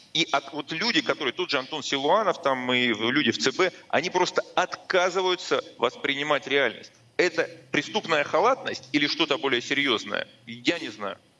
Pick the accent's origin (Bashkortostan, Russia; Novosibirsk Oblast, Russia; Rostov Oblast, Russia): Rostov Oblast, Russia; Rostov-on-Don; moved away; в моем родном городе